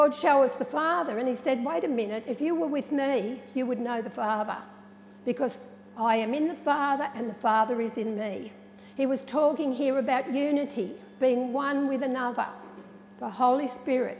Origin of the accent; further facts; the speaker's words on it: Narrandera, New South Wales, Australia; growing up in Narendra and being a part of an Aboriginal community